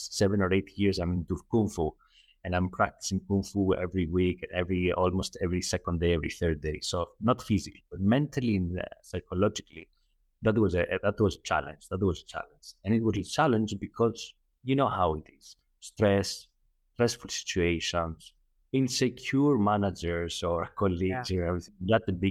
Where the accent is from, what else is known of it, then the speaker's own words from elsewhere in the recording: Athens, Attica, Greece; moved away as an adult; now in Doha, Qatar; I'm Greek originally, right? I was born in Athens, Greece, but I'm currently lived for like the last 10 years in Qatar, in Doha, Qatar